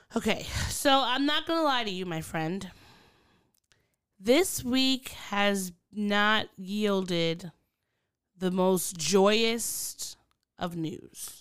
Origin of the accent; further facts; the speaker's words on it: United States; as an American or a New Yorker or someone from the D M V